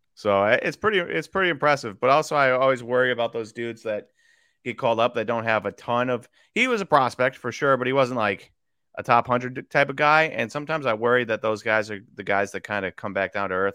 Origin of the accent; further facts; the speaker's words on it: Wisconsin, United States; also born or lived in Kansas; I was born in Kansas. We left when I was young we went to Wisconsin